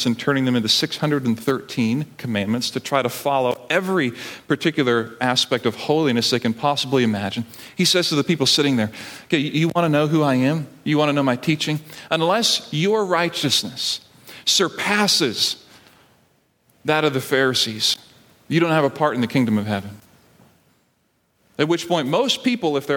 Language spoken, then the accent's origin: English; Barbados; now in United States; I grew up in Barbados